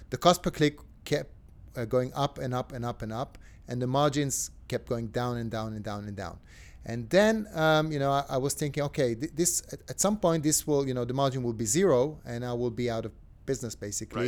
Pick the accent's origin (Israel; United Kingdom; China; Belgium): Israel; Tel Aviv, Tel Aviv District; I'm from Tel Aviv